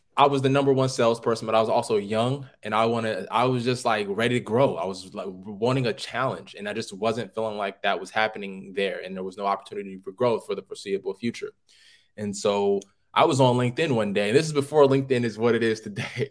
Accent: Oakland, California, United States; I'm from Oakland, California

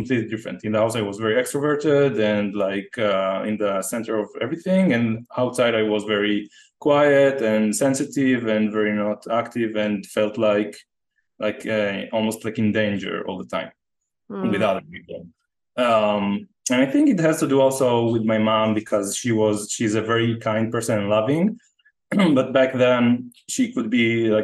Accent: Jerusalem, Jerusalem District, Israel; moved away as an adult; also born or lived in San Diego / Costa Rica; I was born in Jerusalem in the same house. I grew up in the same house there until I was like 23

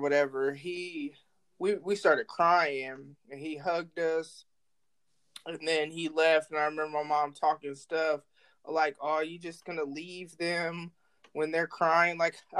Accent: North Carolina, United States; born there; also born or lived in Guam / New York / New Jersey / Illinois; now in Omaha, United States; but I was born in North Carolina. My parents were military, so I lived in Guam, I lived in New York, I lived in New Jersey, I lived in Illinois, and then I live in Nebraska.

